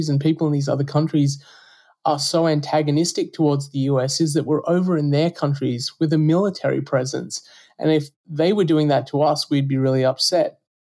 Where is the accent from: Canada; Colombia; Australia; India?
Australia; moved away as an adult; now in United States; You can probably tell from my accent that I'm not from the US. I'm from Australia originally, although I'm a US citizen now. I came to the US to do a PhD in computer science